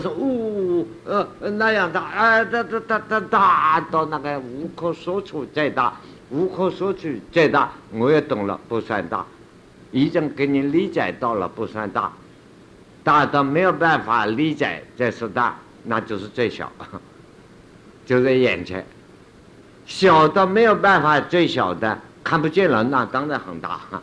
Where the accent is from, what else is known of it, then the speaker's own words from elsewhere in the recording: China; 我们中国人说禅宗